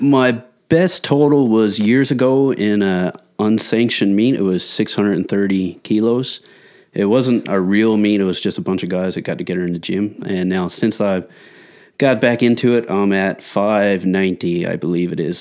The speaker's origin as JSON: {"language": "English", "region": "Newfoundland and Labrador", "country": "Canada", "moved": "yes", "said": "I'm originally from Newfoundland, and, uh, shift worker, family man"}